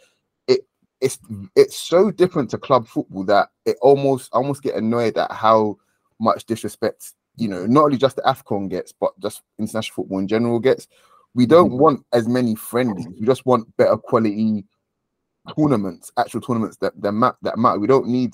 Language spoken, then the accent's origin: English; Nigeria; as a Nigerian